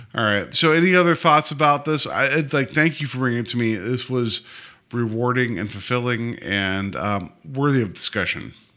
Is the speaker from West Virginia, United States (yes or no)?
yes; West Virginia, United States; moved away; I was born and raised in West Virginia